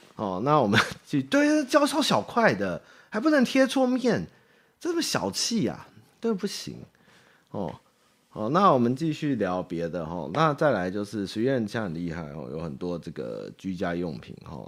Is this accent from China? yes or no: no; Taipei, Taiwan; 台北小孩哦， 比较有这个，怎么说，爬楼梯的心得。哦，我从小就是爬楼梯长大哦